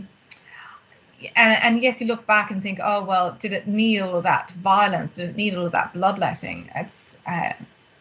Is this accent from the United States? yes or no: no; Australia; as an Australian